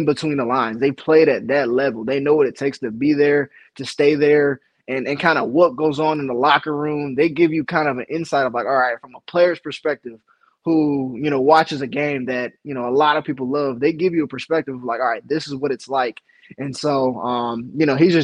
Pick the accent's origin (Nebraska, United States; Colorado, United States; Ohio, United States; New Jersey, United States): Ohio, United States; Cleveland; moved away; I came home or came back, you know, to my hometown